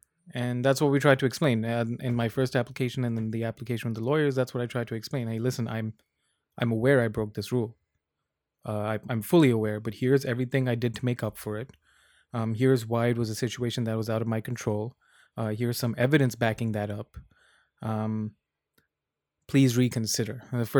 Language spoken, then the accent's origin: English; United Arab Emirates; also born or lived in India / Saudi Arabia; I was born in India in 95. We moved to Saudi pretty much soon after I was born, like 10 days after I was born. And then in 97, we moved from Saudi to the United Arab Emirates to a city called Dubai.